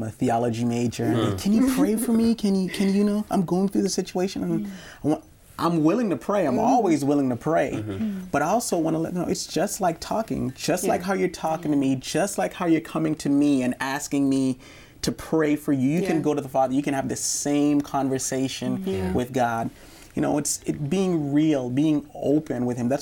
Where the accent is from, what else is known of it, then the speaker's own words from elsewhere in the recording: Kingston, Jamaica; I'm from Kingston, Jamaica